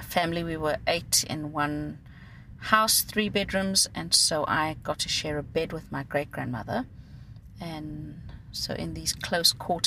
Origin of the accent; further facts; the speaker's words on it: Cape Town, Western Cape, South Africa; first language Afrikaans; English is a second language; I grew up in Mitchell's Plain. Our family was part of the forced removals that happened in South Africa.